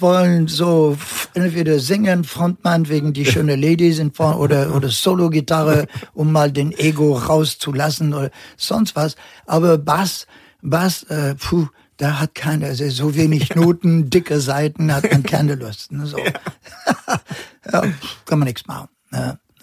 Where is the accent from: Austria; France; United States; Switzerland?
France; Normandy; born or raised there; German is a second language; also born or lived in Casablanca, Morocco / Northern Germany; now in Germany